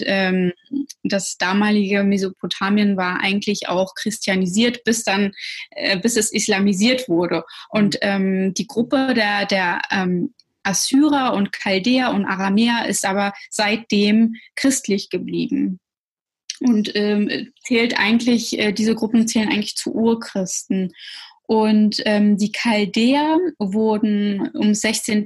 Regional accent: Schwerin, Mecklenburg-Vorpommern, Germany; first language Russian; moved away as an adult; also born or lived in Russia / Berlin; ich bin in Schwerin dann aufgewachsen und auch zur Schule ge äh, gegangen

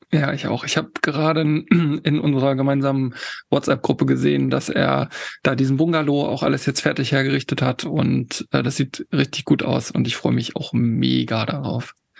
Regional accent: Harz, Germany; now in Hamburg, Germany; Ich komme ja im Ursprung aus dem Harz, aus da, da wo Tobi halt wohnt. Da ist meine, mein Ursprung und ich lebe jetzt in Hamburg

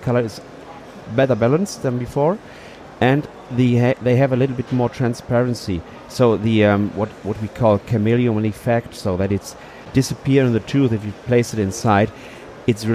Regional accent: Cologne, North Rhine-Westphalia, Germany; English is a second language; since 20 years in Cologne, so it's my hometown where we are right now

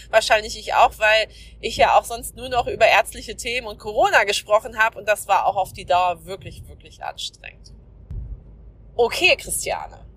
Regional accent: North Rhine-Westphalia, Germany; now in Schleswig-Holstein, Germany; ich bin seit 2013 hier in Schleswig-Holstein, bin ja aus dem Ruhrgebiet hier hochgezogen

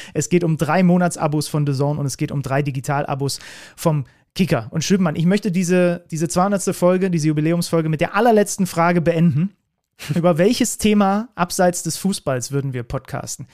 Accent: Reinsdorf, Saxony, Germany; da wo ich herkomme. Ich komme aus dem Dorf Reinsdorf.

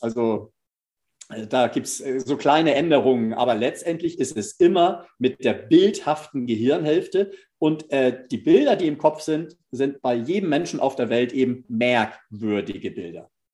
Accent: Northern Germany, Germany; als Norddeutscher

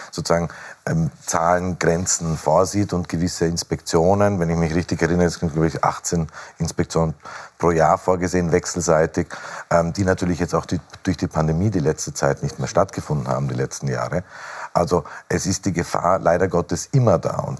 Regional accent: Austria; Nein, was wir als Österreicher immer sagen, solange es Nuklearwaffen gibt, sind sie eine Bedrohung.

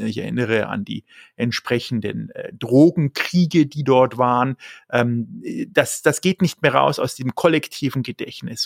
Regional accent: Germany; als Deutsche

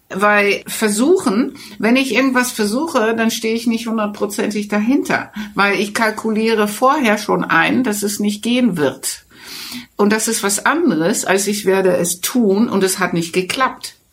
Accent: Netherlands; German is a second language; now in Germany; fühlte ich mich auch sehr abgewiesen ja, als Holländer

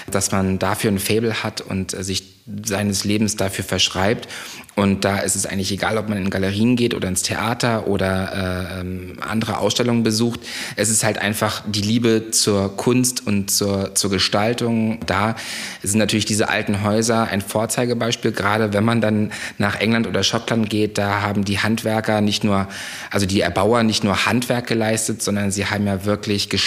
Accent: Parchim, Mecklenburg-Vorpommern, Germany; moved away; also born or lived in Munich; aus einer kleinen Kreisstadt in der Nähe von Schwerin, äh, die nennt sich Parchim und ähm, bin da aufgewachsen äh, bei meinen Eltern

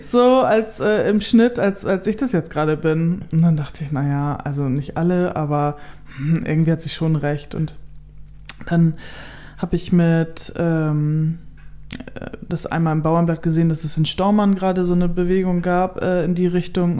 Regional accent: Kellinghusen, Schleswig-Holstein, Germany; moved away as an adult; also born or lived in North Frisia; now in Ostbargum, Germany; ich bin ja in Kellinghusen im Kreis Steinburg aufgewachsen

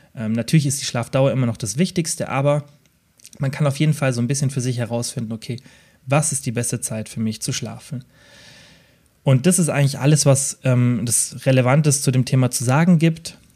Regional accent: Southern Germany, Germany; Bei uns im Süden

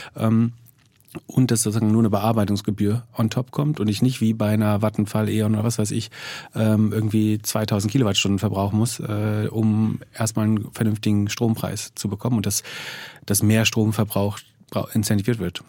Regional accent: Greifswald, Mecklenburg-Vorpommern, Germany; in Greifswald nutzt die absolute Mehrzahl der Bürger, also da, wo ich herkomme, ja, Fernwärme

